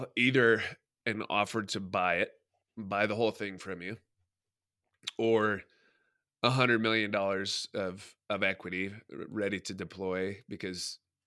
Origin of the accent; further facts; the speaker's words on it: Durango, Colorado, United States; I grew up in Durango, and even back in the 80s